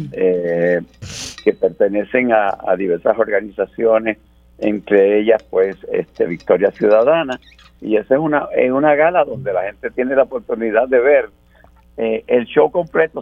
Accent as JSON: {"language": "Spanish", "country": "Puerto Rico"}